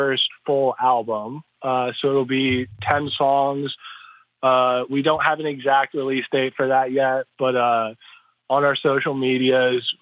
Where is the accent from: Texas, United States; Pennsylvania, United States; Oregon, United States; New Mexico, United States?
Pennsylvania, United States; Eastern; We're from Eastern Pennsylvania, like an hour north